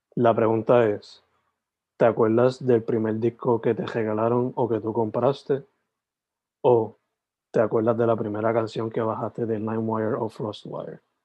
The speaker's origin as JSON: {"language": "Spanish", "town": "Sabana Grande", "country": "Puerto Rico", "tie": "born or raised there", "moved": "as an adult", "lives_now": "Carolina, Puerto Rico", "said": "Yo soy original de Sabana Grande, San Germán, pero me tuve que mover para Carolina"}